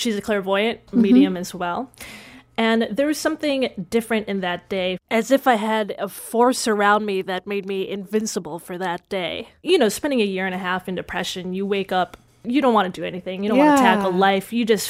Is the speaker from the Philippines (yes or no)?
yes; Philippines; So, and this is all on my mom's side of the family, which I grew up in the Philippines a little bit.